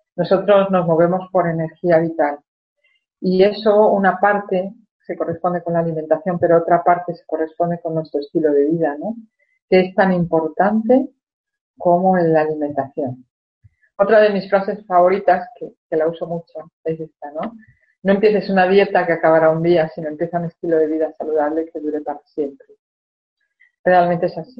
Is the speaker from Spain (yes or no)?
yes; Spain; cuando era niña en España